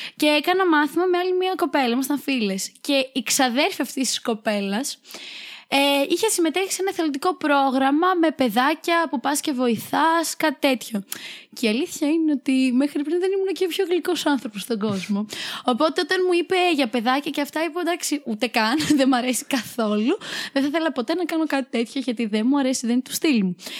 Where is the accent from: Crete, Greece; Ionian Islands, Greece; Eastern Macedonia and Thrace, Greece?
Crete, Greece; Chania; moved away as an adult; now in Thessaloniki, Greece; Είμαι από τα Χανιά